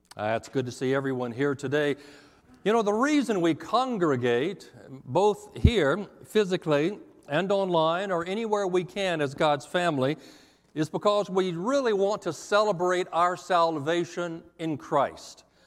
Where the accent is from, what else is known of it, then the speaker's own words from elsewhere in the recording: Texas, United States; also born or lived in Montgomery, Alabama; now in Tennessee, United States; I came from Texas, and it did take me a while. I, I moved to Alabama for five years in Montgomery